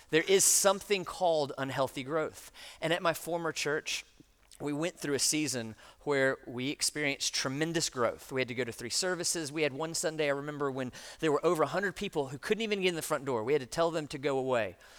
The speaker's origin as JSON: {"language": "English", "country": "United States", "said": "we, as American Christians in the 21st century"}